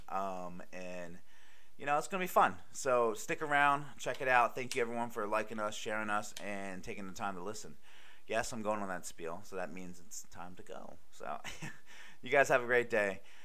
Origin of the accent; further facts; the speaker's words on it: Baltimore, Maryland, United States; I'm from Baltimore